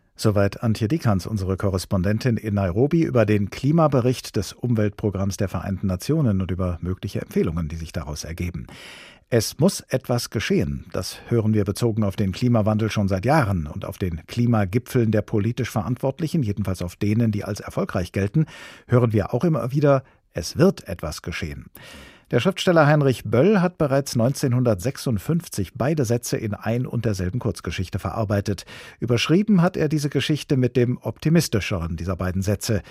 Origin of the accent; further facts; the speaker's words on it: Germany; Hier bei uns in Deutschland